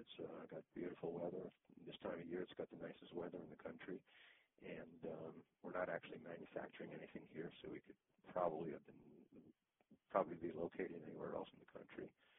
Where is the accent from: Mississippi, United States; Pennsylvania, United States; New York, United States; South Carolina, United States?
New York, United States; also born or lived in Boston / Italy / Israel; now in Florida, United States; In fact, I lived in Boston for 8 years before moving to Florida. I'm not originally from Boston, I'm originally from New York. And in between, I lived in Italy and in Israel.